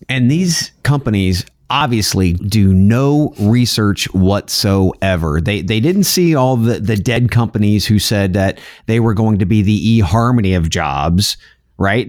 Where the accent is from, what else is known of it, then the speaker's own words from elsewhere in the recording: United States; I'm an American